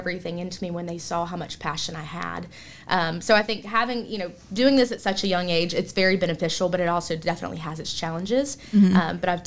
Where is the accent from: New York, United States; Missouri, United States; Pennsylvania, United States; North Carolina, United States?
North Carolina, United States; Salisbury; also born or lived in Winston-Salem; So I'm from Salisbury, just about 45 minutes down the road